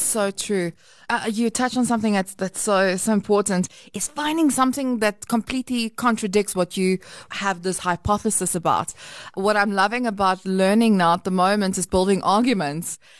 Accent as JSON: {"language": "English", "country": "South Africa", "said": "we, we operate as an English country"}